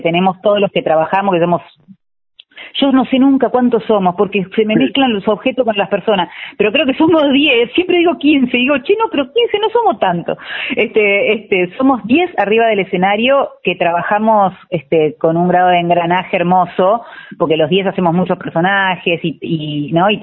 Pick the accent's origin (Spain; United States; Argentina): Argentina; Trelew, Chubut; moved away as an adult; now in Buenos Aires, Argentina; yo soy de Treleu